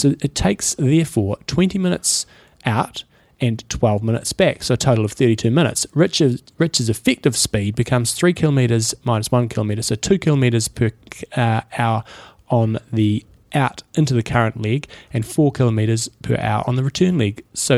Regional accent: Scotland, United Kingdom; now in Singapore; I grew up in Scotland, what's a swimming pool? And live in Singapore where there's always a current and the sea swims.

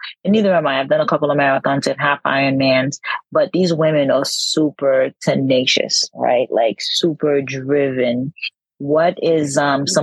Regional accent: Boston, Massachusetts, United States; now in San Diego, United States; I'm from Boston myself. Live in San Diego now

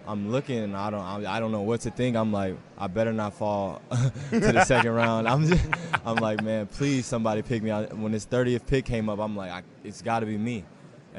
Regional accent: Seattle, Washington, United States; moved away as an adult; now in Cleveland, United States; I'm originally from Seattle

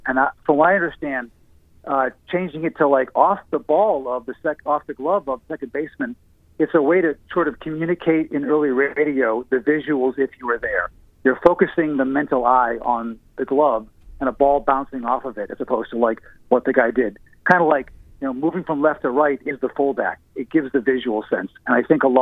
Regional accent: Boston, Massachusetts, United States; also born or lived in Dedham; I grew up in Boston.

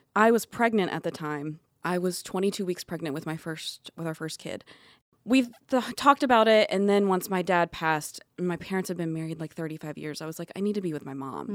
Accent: Atlanta, Georgia, United States; moved away as an adult; also born or lived in California; I'm from Atlanta

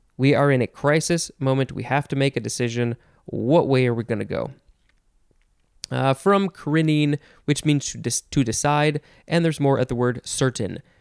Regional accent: United States; as an American

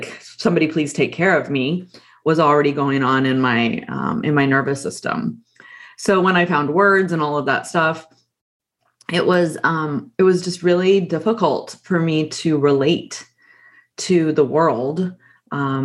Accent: Texas, United States; I grew up in Texas.

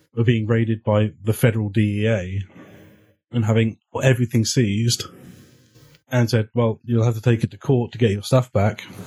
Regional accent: England, United Kingdom; I'm English

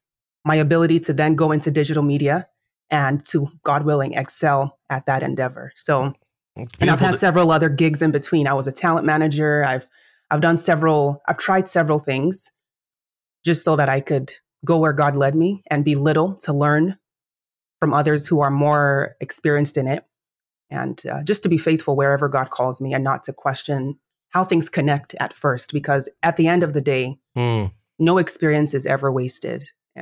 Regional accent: Nigeria; I'm Nigerian by origin, as you know. And so in Nigerian culture, the most notable or noteworthy career is, threefold.

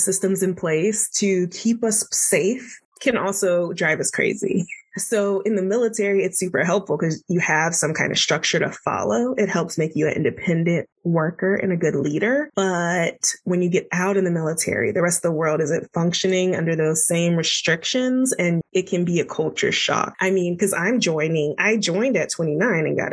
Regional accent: Florida, United States; moved away as an adult; also born or lived in Washington, D.C.; I'm from Florida and I was in DC for my residency.

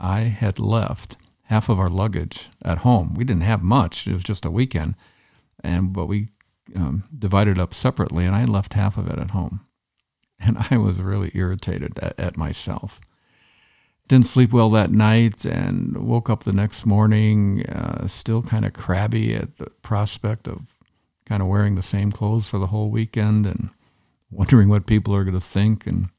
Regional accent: Netherlands; moved away as an adult; now in Canada; I lived there till I was about 19, and then I moved to Canada. And I moved to Canada, and I've been a retired pastor in Canada.

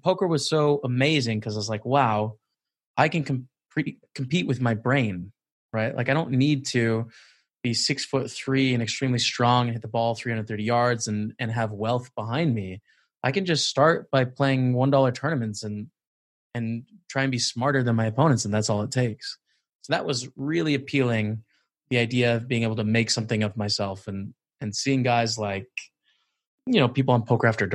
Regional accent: Canada; I'm from Canada, but I'm in Edinburgh, Scotland, during the lockdown situation

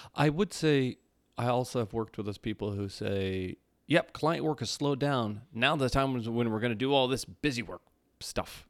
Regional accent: Midwest, United States; also born or lived in Minnesota; now in Southern California, United States; I'm from the Midwest

